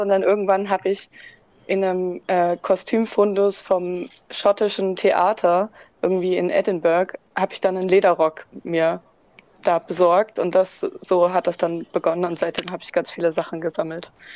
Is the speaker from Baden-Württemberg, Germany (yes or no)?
no; Dresden, Saxony, Germany; ich bin aus Dresden und 20 Jahre alt